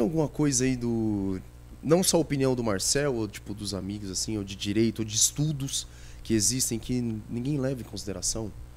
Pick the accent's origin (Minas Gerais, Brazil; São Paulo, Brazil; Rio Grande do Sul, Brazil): São Paulo, Brazil; Itapevi; cresci lá em Itapevi, Santa Rita